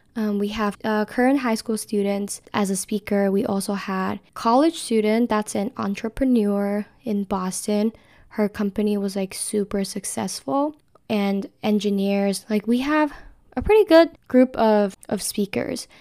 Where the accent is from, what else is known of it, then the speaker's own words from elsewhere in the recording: Taiwan; moved away as an adult; now in San Diego, United States; I am from Taiwan, which is very, very far away from U C S D